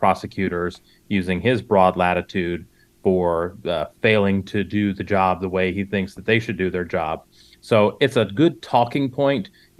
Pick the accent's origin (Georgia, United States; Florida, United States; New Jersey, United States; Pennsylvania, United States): Georgia, United States; just south of Atlanta; I grew up outside of Atlanta. I've lived in Georgia my entire life. I grew up just south of Atlanta. And the county that I grew up in, by the time I graduated high school, went from majority rural Republican farmland to upper middle class Black Democratic suburbia.